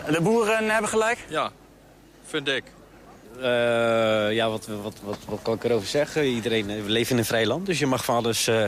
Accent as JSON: {"language": "Dutch", "town": "The Hague", "region": "South Holland", "country": "Netherlands", "said": "ik kom zelf natuurlijk uit Den Haag. Dus ik ben hier eigenlijk toerist op dit moment."}